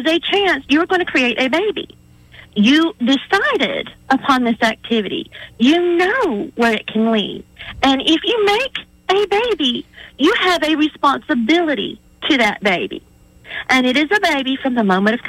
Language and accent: English; Atmore, Alabama, United States; I grew up in South Alabama. Okay, I'm an Atmore girl